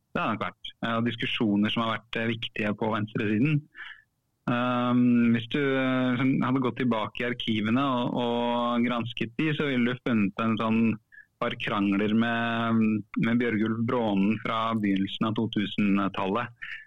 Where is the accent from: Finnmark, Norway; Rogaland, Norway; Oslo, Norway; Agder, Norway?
Oslo, Norway; jeg er fra Furuset i Oslo. Mm. Um, vokste opp